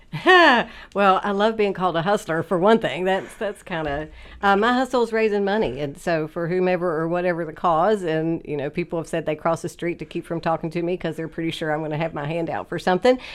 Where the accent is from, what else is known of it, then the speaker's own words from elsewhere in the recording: Oak Hill, West Virginia, United States; I grew up in Oak Hill in Fayette County so it was a great place to grow up